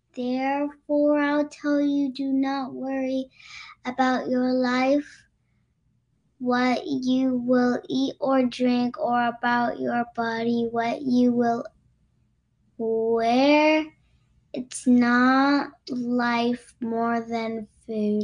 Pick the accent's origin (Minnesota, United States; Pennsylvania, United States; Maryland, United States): Minnesota, United States; moved away as an adult; now in Orlando, United States; I'm originally from Minnesota